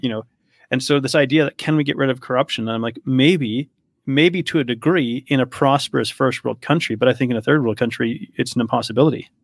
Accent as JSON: {"language": "English", "country": "Canada", "tie": "born or raised there", "also_born_or_lived": "Poland", "said": "I grew up in Canada"}